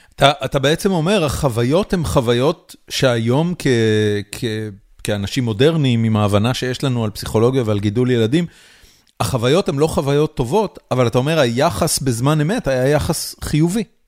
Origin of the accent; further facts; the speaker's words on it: Haifa, Haifa District, Israel; אני גדלתי בחיפה, אני גדלתי בסביבה סופר עירונית, בורגנית